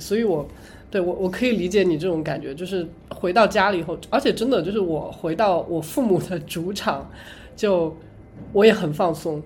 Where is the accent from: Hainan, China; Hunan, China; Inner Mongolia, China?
Hunan, China; moved away as an adult; now in United States; 我们湖南那边一定要吃